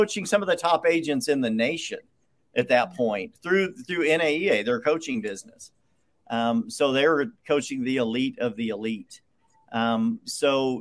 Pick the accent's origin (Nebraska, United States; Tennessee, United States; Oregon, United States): Oregon, United States; southern Oregon coast, United States; moved away as an adult; now in Texas, United States; where I was born and raised, on the southern Oregon coast.